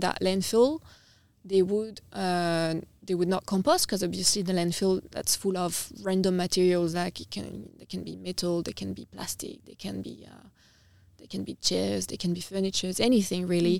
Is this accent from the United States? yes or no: no; Nice, Provence-Alpes-Côte d'Azur, France; moved away as an adult; also born or lived in United Kingdom / Vietnam; now in Adelaide, Australia; so I'm from the south of France. I'm from a town called Nice, which is on the coast. Um, yeah, I've grow, I've grown up in, I've grown up in France